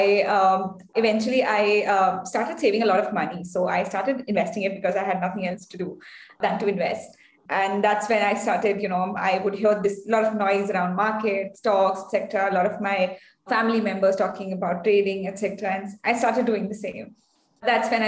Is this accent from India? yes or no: yes; India; also born or lived in Bangalore; I come from India. I'm based in Bangalore